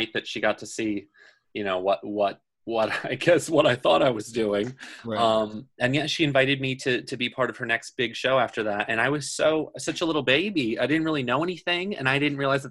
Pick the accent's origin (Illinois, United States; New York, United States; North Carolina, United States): New York, United States; Dutchess County; now in New York City, United States; I grew up in Dutchess County